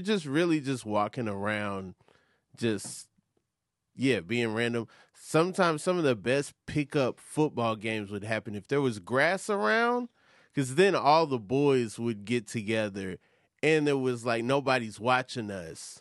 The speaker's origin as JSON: {"language": "English", "town": "Atlanta", "region": "Georgia", "country": "United States", "tie": "born or raised there", "moved": "yes", "said": "growing up in Atlanta"}